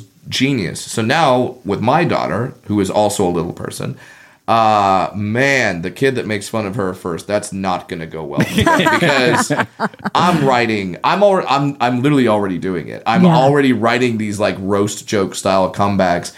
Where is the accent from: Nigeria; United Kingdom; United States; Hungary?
United States; Southern California; also born or lived in Orange County; I grew up in Southern California. I was living in Orange County